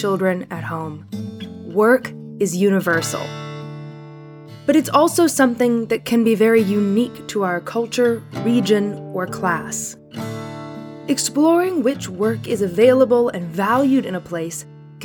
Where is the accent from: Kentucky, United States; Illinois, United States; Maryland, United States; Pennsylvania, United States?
Maryland, United States; Maryland, my home state